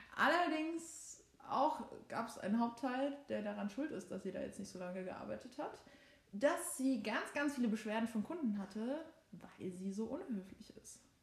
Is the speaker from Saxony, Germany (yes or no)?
yes; Saxony, Germany; born or raised there; accent: Saxon